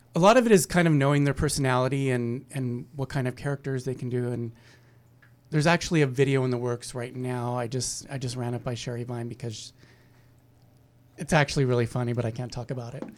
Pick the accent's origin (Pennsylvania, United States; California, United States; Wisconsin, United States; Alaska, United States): California, United States; Fresno; I grew up in Fresno